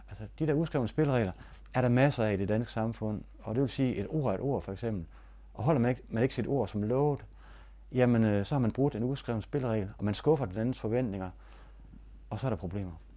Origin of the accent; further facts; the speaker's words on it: Denmark; jeg var fra Danmark